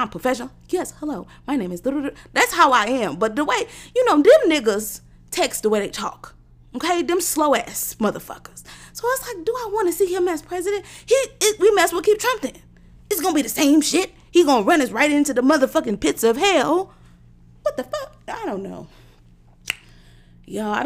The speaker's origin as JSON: {"language": "English", "country": "United States", "said": "I'm an American"}